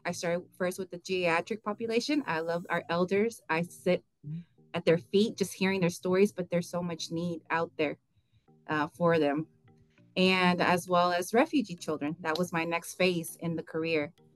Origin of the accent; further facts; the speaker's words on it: Texas, United States; since I was born in Texas, I'm a Tejana